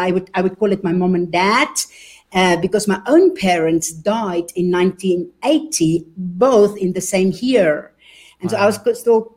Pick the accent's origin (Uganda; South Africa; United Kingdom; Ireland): South Africa; now in Germany; you can hear from my accent. I am actually a born South African, but I am German. And so I grew up in South Africa. And until we eventually moved to Germany